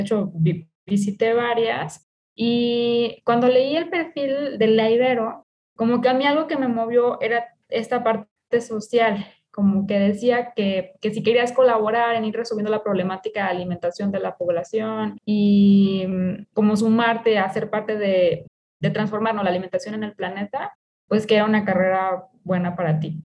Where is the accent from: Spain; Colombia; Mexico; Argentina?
Mexico; como mexicanos